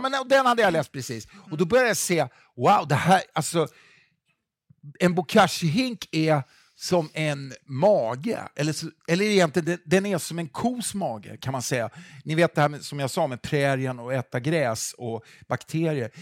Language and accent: Swedish; Stockholm, Stockholm County, Sweden; jag är en kille från Stockholm